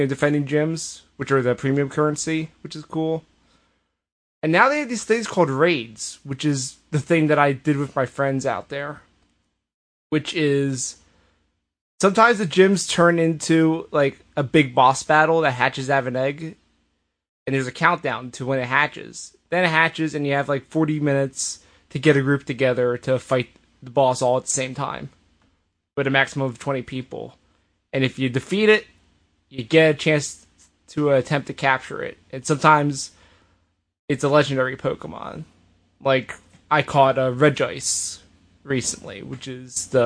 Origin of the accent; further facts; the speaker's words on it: United States; I'm American